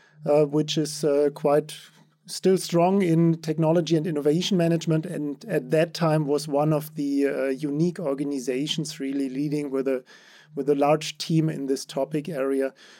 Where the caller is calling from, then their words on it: Stuttgart, Baden-Württemberg, Germany; I'm joining you from Stuttgart in Germany.